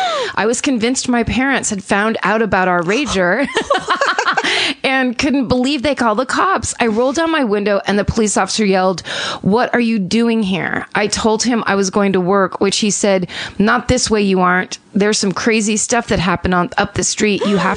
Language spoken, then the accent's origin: English; Lititz, Pennsylvania, United States; I grew up in Lititz, Pennsylvania